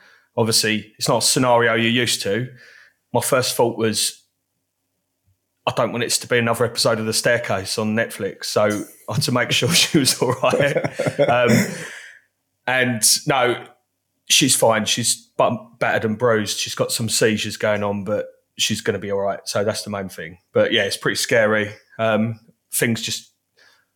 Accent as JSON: {"language": "English", "town": "Basildon", "region": "East of England", "country": "United Kingdom", "tie": "born or raised there", "said": "I was born in Basildon, as most great people are"}